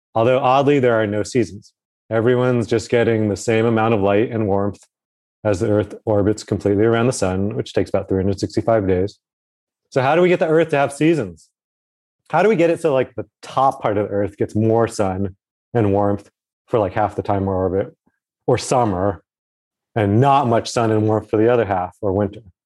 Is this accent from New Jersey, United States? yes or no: no; Alaska, United States; moved away; I grew up a bit in Alaska near the top there.